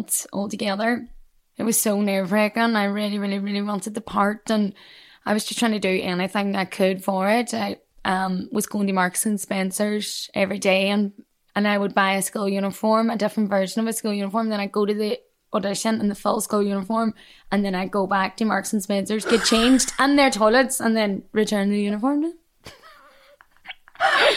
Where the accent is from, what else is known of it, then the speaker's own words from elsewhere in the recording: Derry, Northern Ireland, United Kingdom; accent: Derry; moved away as an adult; now in London, United Kingdom; I would love to work again in my own accent, and I would love to bring screenings back to my hometown